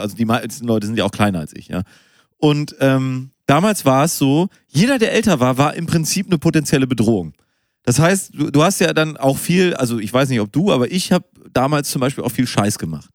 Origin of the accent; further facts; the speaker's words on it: Münster, North Rhine-Westphalia, Germany; dass ich in Münster geboren bin